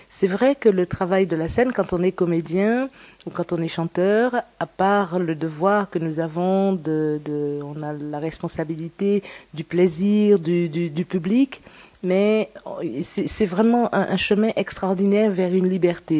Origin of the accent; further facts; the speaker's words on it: Guadeloupe; Donc je viens de la Guadeloupe. Je suis née à la Guadeloupe